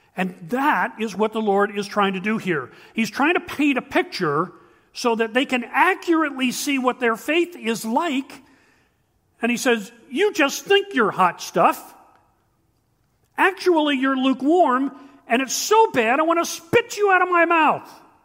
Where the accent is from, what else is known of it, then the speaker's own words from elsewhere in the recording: Shamokin, Pennsylvania, United States; We grew up in Shemokin, Pennsylvania.